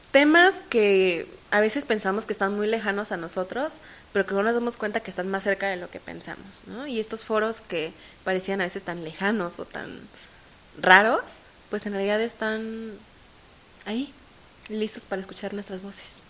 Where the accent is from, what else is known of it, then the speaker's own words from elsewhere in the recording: Mexico; mi codelegada y yo como mexicanas